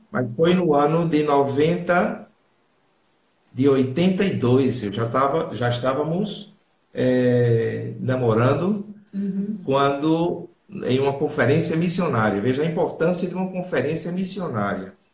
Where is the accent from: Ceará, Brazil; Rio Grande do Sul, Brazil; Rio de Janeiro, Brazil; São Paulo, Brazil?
Ceará, Brazil; Crato; also born or lived in Recife / Paraguay; now in Seville, Spain; Eu nasci na, na cidade do Crato, Ceará.